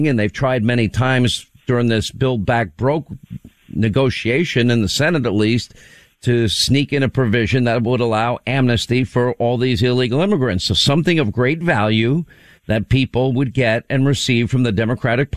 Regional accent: Long Island, New York, United States; Long Island, New York? My hometown.

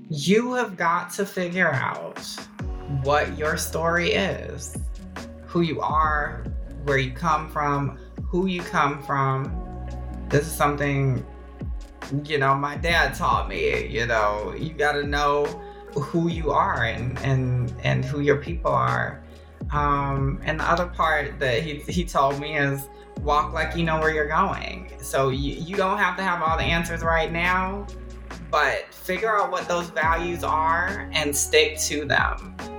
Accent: Augusta, Georgia, United States; also born or lived in Oakland, California; now in Brooklyn, New York, United States; a Southern girl through and through. I'm from Augusta, Georgia

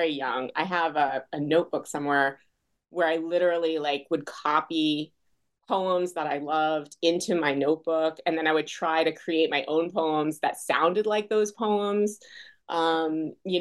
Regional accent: Foster City, California, United States; also born or lived in Smithtown, New York; my parents moved to the Bay Area in California, Foster City, when I was 2 years old, 2.5. And then I grew up out in the Bay Area

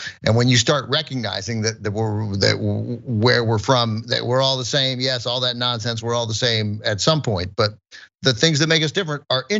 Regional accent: United States; Because I'm American, right?

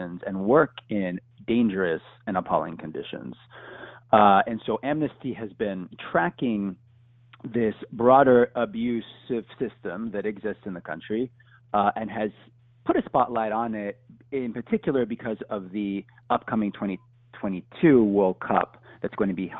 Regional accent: Houston, Texas, United States; I'm a Houstonian from Texas

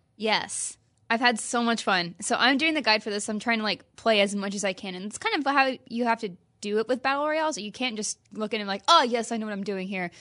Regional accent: Midwest, United States; now in California, United States; I grew up in the Midwest.

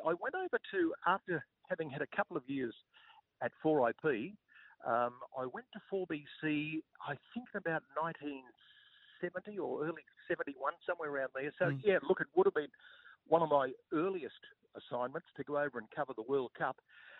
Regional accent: Brisbane, Queensland, Australia; also born or lived in Mount Isa; I was born and raised in Brisbane, and when I finished school in 1966, I already had a job lined up in radio.

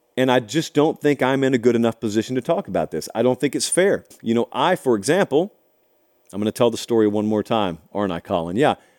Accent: Georgia, United States; moved away; I didn't grow up here. I grew up down in Georgia

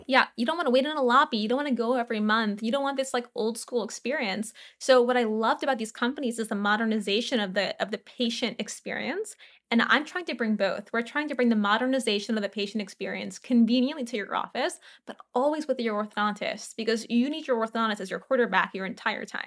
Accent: New Orleans, Louisiana, United States; I grew up in New Orleans

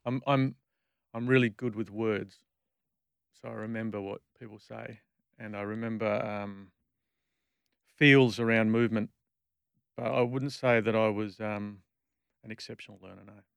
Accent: Perth, Western Australia, Australia; I grew up in Bull Creek

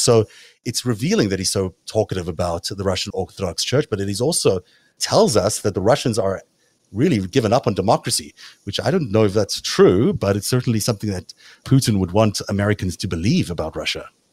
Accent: South Africa; accent: South African; my South African accent

